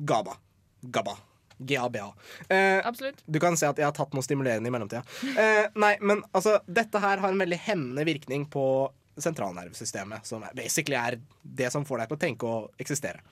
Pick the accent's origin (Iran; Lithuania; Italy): Iran; jeg er iraner